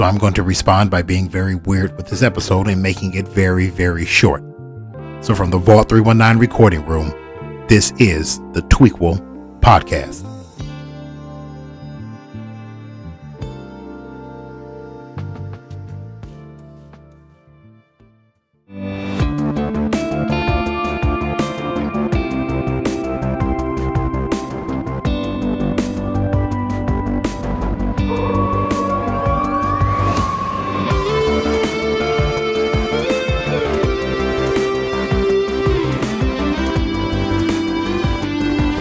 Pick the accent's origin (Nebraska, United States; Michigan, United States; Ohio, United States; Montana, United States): Michigan, United States; Detroit; my hometown, my city, the city that I love, Detroit, Michigan